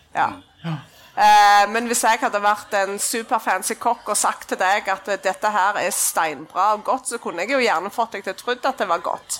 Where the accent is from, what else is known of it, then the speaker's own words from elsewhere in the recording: Klepp, Rogaland, Norway; jeg er fra Klepp.